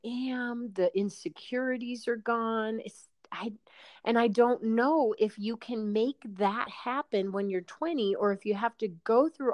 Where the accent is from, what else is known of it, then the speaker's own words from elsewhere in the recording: Chicago, Illinois, United States; also born or lived in New Haven, Connecticut; growing up in the Chicago area